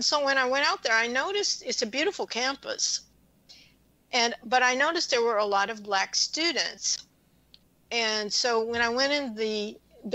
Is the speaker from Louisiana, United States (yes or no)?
yes; Louisiana, United States; moved away; I grew up in Louisiana